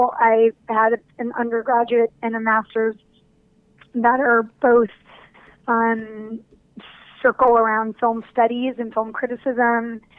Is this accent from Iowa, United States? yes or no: no; New York City, New York, United States; grew out of growing up in New York and going to a lot of movies.